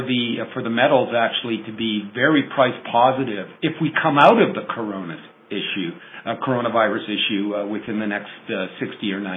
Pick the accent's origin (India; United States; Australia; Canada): Canada; I'm Canadian